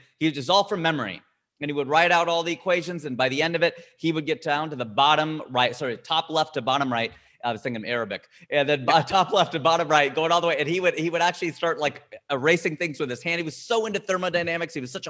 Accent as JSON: {"language": "English", "town": "Cincinnati", "region": "Ohio", "country": "United States", "tie": "born or raised there", "said": "So born and raised in Cincinnati. I'm a Cincinnati kid all the way through. Born in Hamilton, went to Fairfield"}